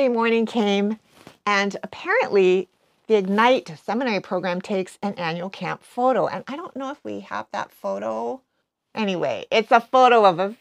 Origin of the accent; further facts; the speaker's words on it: Hawaii, United States; moved away as an adult; also born or lived in West Coast; growing up in Hawaii, even going away to college on the West Coast